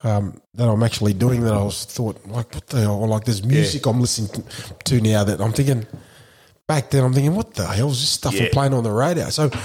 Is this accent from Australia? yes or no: yes; Brisbane, Queensland, Australia; Growing up in Brisbane, it's hard.